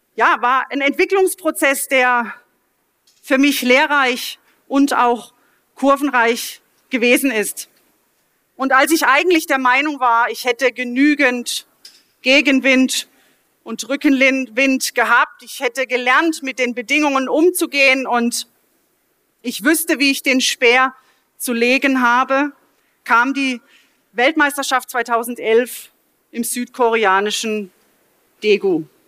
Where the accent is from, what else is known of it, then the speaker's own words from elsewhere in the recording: Mahlberg, Baden-Württemberg, Germany; also born or lived in Offenburg; in meiner Heimatgemeinde in Malberg